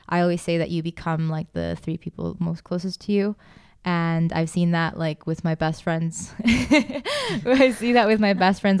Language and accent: English; Costa Rica; now in Prague, Czech Republic; I'm from Costa Rica